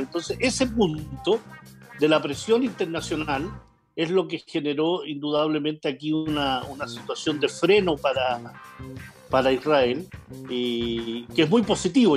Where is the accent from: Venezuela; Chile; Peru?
Chile; como chilenos